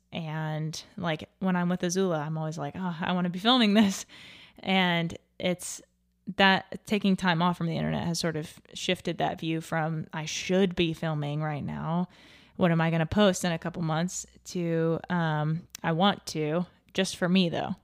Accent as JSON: {"language": "English", "town": "Little Rock", "region": "Arkansas", "country": "United States", "tie": "born or raised there", "said": "my my home town of Little Rock"}